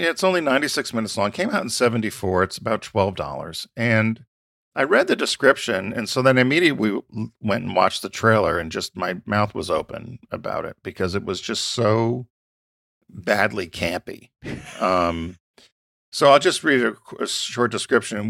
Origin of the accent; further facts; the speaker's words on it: Stamford, Connecticut, United States; moved away; when I grew up in Stamford.